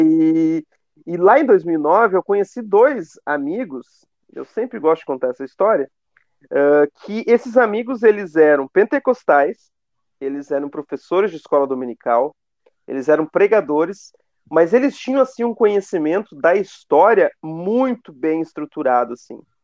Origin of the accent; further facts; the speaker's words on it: Canoas, Rio Grande do Sul, Brazil; meus pais, meus avós, todos eles são da Assembleia de Deus aqui de Canoas